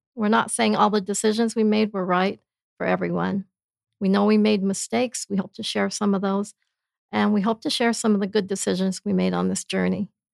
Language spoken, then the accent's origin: English; Blackfoot, Idaho, United States; now in Princeton, United States; I'm originally from Blackfoot, Idaho, but my parents came from China, and we were the only Chinese family in the entire town, so it was a kind of a interesting childhood there